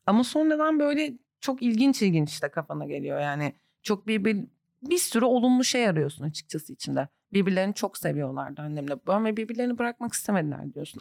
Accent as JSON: {"language": "Turkish", "town": "Antakya", "region": "Hatay", "country": "Turkey", "also_born_or_lived": "Kadıköy, Istanbul", "moved": "yes", "lives_now": "Istanbul, Turkey", "said": "Ben de buradayım. Çoğu Antakyalı arkadaşım da burada. Yani çoğumuz dönmeyen kısımdanız"}